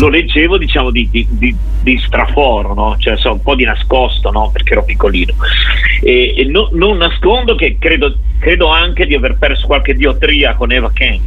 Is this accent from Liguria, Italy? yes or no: yes; Genoa, Liguria, Italy; siamo genovesi. Io ancora vivo